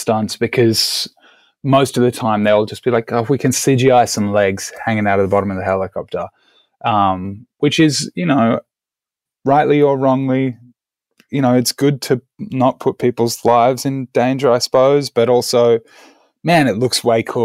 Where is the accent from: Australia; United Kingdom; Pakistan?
Australia; moved away as an adult; now in California, United States; I'm originally Australian, as I'm sure you all can hear